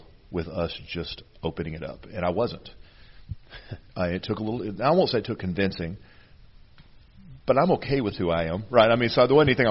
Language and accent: English; Pine Bluff, Arkansas, United States; I grew up in Central Arkansas. I mean, that's legitimate. I'm from Pine Bluff, Arkansas.